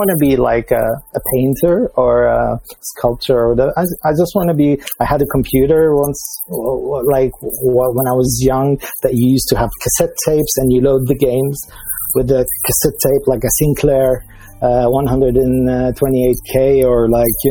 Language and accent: English; Damascus, Damascus Governorate, Syria; moved away as an adult; also born or lived in Dubai, United Arab Emirates; now in Amsterdam, Netherlands; I'm a guy from Damascus, Syria. My family is Lebanese, so I have a little bit of Lebanese in me. But I lived in Damascus